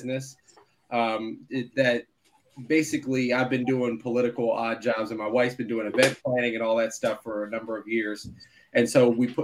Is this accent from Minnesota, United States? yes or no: no; Philadelphia, Pennsylvania, United States; now in Arlington, United States; I'm from Philly